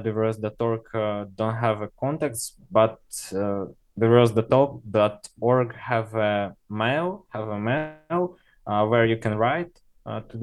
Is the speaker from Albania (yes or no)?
no; Russia; English is a second language; we are from Russia